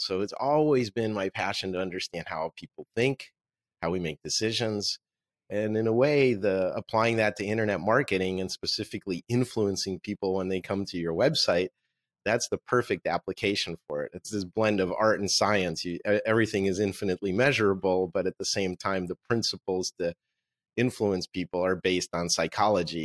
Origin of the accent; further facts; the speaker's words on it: Moscow, Russia; first language Russian; English is a second language; moved away; This is my book in Russian, which is my native language. I was born in Moscow.